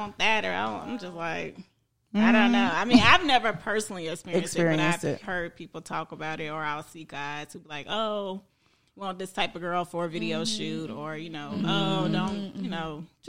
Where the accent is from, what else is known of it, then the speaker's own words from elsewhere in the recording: Mississippi, United States; also born or lived in Washington; now in Atlanta, United States; I'm from Mississippi.